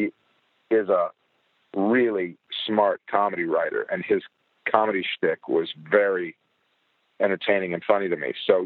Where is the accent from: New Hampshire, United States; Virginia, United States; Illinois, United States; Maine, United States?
Illinois, United States; Chicago; I'm from Chicago